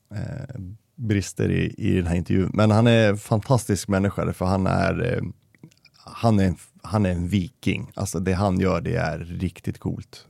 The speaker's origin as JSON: {"language": "Swedish", "country": "Denmark", "moved": "yes", "lives_now": "Västerås, Sweden", "said": "jag är ju dansk och jag förstår inte ett skit norska"}